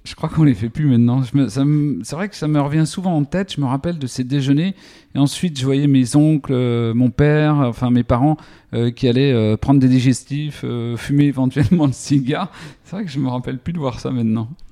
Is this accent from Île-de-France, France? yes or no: no; Lure, Bourgogne-Franche-Comté, France; J'ai grandi à Lure, donc entre Vesoul et Belfort dans la Haute-Saône